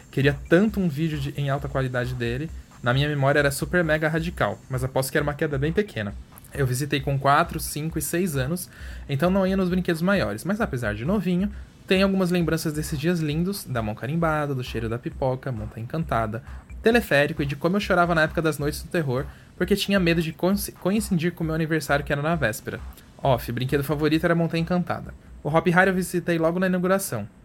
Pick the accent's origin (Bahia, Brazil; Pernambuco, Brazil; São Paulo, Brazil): São Paulo, Brazil; also born or lived in Minas Gerais / Rio de Janeiro; Sou, eu sou mineiro, cresci em São Paulo e na adolescência me mudei para o Rio de Janeiro.